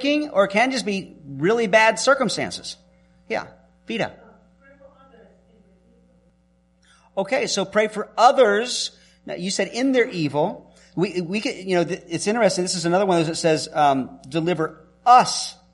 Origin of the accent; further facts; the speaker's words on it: the South, Southern United States, United States; I'm a Southerner